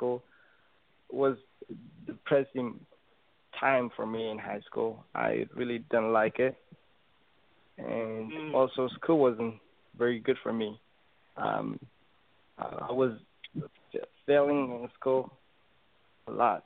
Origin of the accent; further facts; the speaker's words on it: Ethiopia; I'm from Ethiopia.